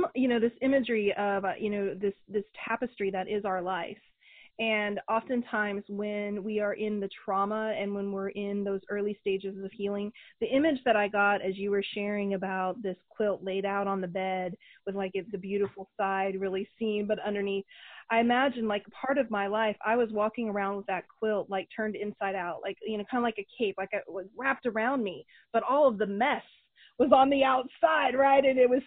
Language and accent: English; Oklahoma, United States; I grew up in the Midwest in Oklahoma